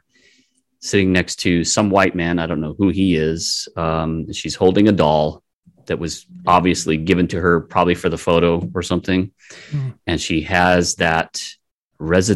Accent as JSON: {"language": "English", "town": "Compton", "region": "California", "country": "United States", "tie": "born or raised there", "said": "I grew up in California. I did not grow up on my native territory, Mohawk territory in Akwesasne"}